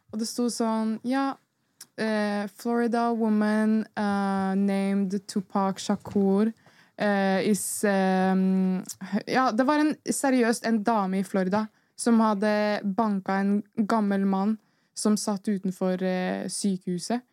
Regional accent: Norway; vi er oppvokst i Norge

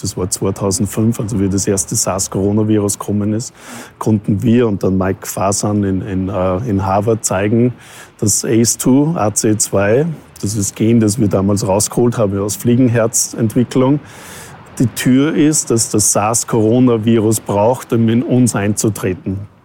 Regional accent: Austria; moved away as an adult; also born or lived in Vancouver, Canada / North America; now in Vienna, Austria; Österreich ist halt, wo ich herkomme.

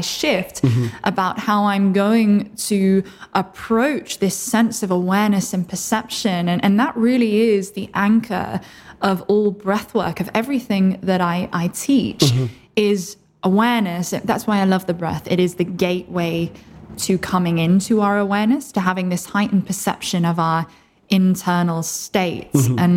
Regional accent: Oxford, South East England, United Kingdom; I was born in Oxford originally

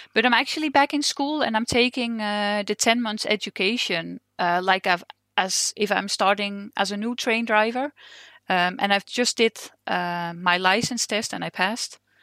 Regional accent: Netherlands; English is a second language; moved away as an adult; now in Denmark; I'm originally from Holland, and I've just moved to Denmark, uh, two years ago

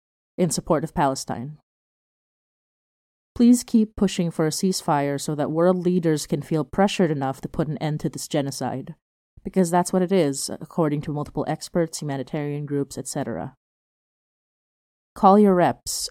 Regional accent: Philippines; a Filipino

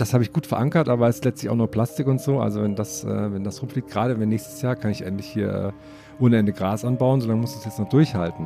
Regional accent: eastern Germany, Germany; Zumindest bei uns im Osten

